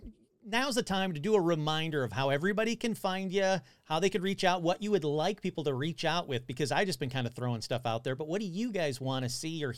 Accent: Detroit, Michigan, United States; I'm from the Detroit area, so it wouldn't be that far to go up to Ontario.

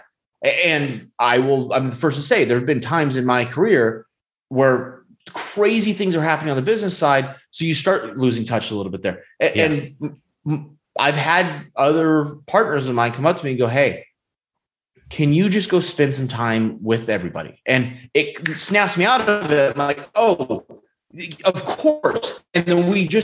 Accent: California, United States; now in Texas, United States; originally we're from California

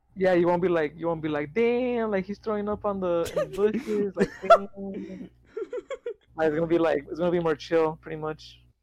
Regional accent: United States; accent: American; because I'm American. I have the American accent

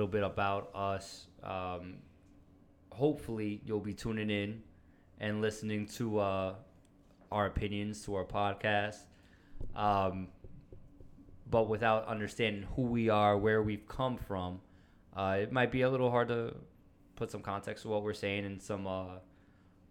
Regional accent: New York City, New York, United States; also born or lived in Monroe, Orange County, New York; Started out in the Bronx

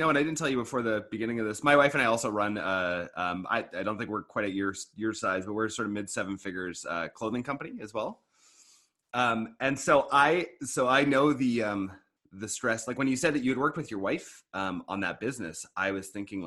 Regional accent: Eastern Canada, Canada; now in British Columbia, Canada; I used to live on that side of the country when I grew up too

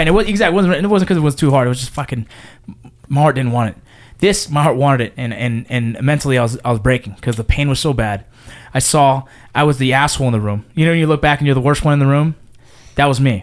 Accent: Los Angeles, California, United States; I grew up in San Fernando Valley, in the San Fernando Valley

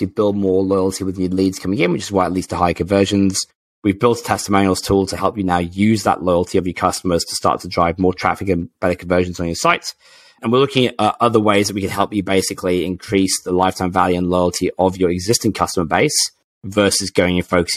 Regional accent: England, United Kingdom; I'm English

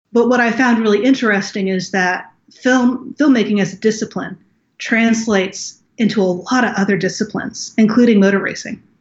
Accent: Naples, Florida, United States; also born or lived in Los Angeles, United States; I grew up in Naples, Florida

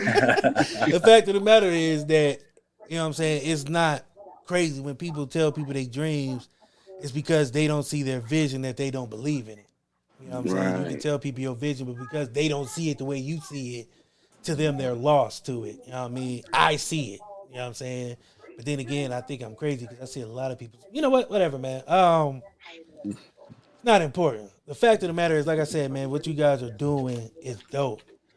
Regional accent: Ackerman, Mississippi, United States; Because, like I said, you know, we grew up in Ackerman.

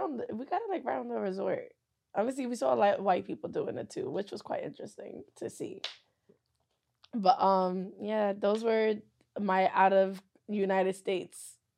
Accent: Nigeria; I'm Nigerian.

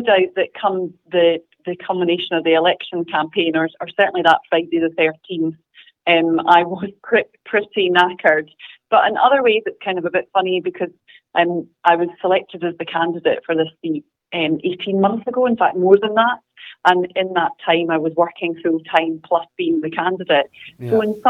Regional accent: Scotland, United Kingdom; Obviously, I am a Scottish MP, so there is that aspect of what's happening here

